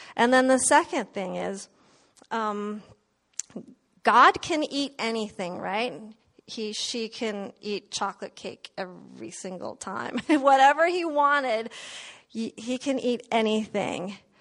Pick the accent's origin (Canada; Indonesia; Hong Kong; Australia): Indonesia; moved away; I was born in Indonesia